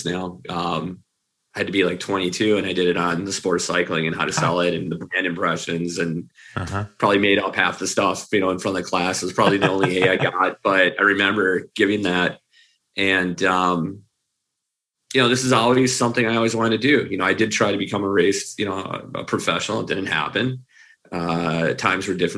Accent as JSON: {"language": "English", "town": "Minneapolis", "region": "Minnesota", "country": "United States", "tie": "born or raised there", "said": "I grew up in Minneapolis. I live here in Minneapolis"}